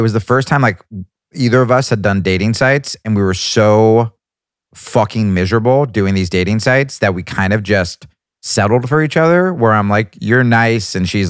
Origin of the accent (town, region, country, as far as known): New Jersey, United States; born or raised there